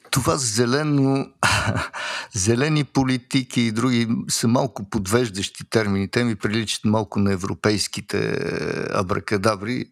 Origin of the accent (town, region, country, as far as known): Bulgaria; now in Switzerland